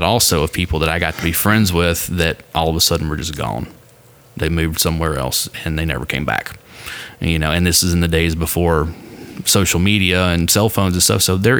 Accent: Nashville, Tennessee, United States; Like, oh, I'm from Nashville. Like, no, originally. I'm like, no, I'm from here.

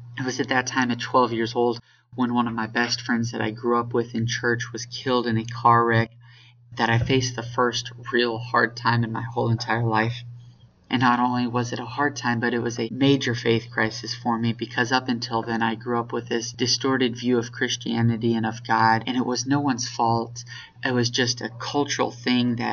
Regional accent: Spring, Texas, United States; I was born and raised in the North Houston area

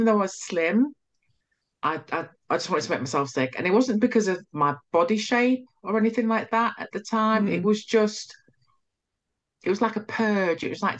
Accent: Nigeria; now in United Kingdom; You know, I'm Nigerian. We came to, you know, to the country, England

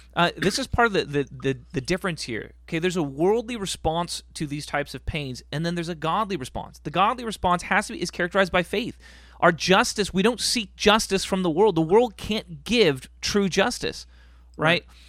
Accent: United States; We are full Americans.

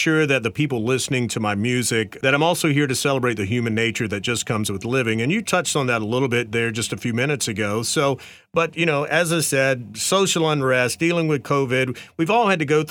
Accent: North Carolina, United States; I grew up in the South in North Carolina.

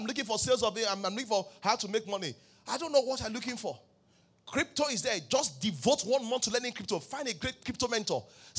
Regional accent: Ibadan, Oyo, Nigeria; born there; Pastor, I was born in Ibadan.

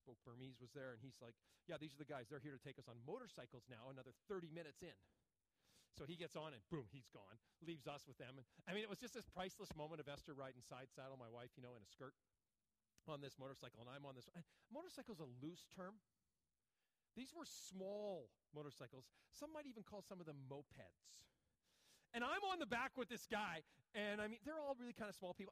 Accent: United States; I'm an American.

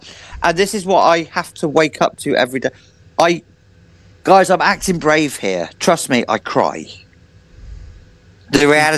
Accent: Amesbury, South West England, United Kingdom; also born or lived in Africa; Since I was born in Wiltshire, born in Africa, but Amesbury, Salisbury is my home. It's where I grew as a grom.

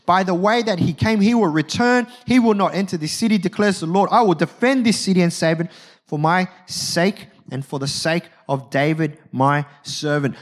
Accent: Australia

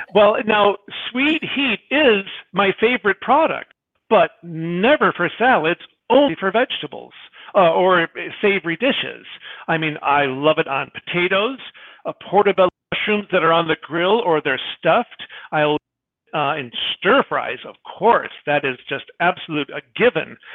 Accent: Michigan, United States; I am a wimp from Michigan

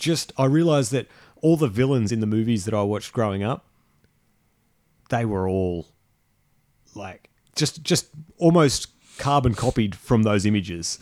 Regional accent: Australia; we live in Australia. We are Australian men, but we are men of the world

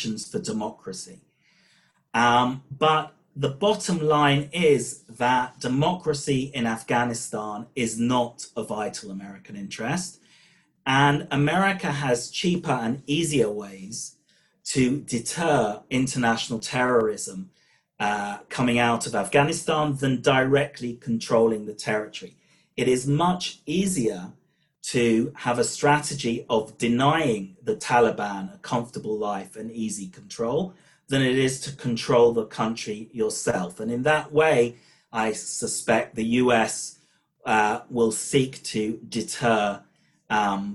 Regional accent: United Kingdom; accent: British; moved away as an adult; now in Israel; my British accent hasn't disappeared despite living in Israel for over 20 years

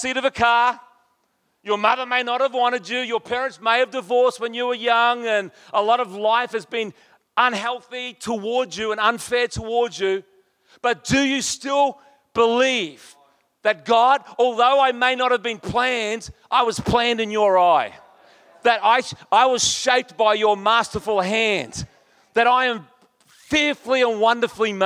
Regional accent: Townsville, Queensland, Australia; also born or lived in Brisbane; I was a boilermaker from Townsville.

